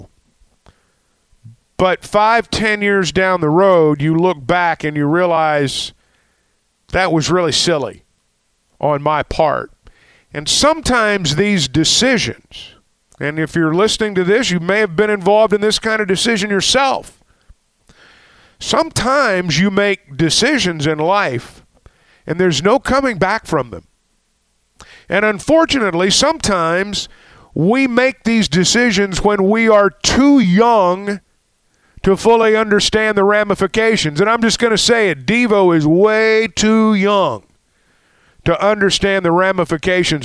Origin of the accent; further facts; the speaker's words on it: Arkansas, United States; a lot of us who grew up in Arkansas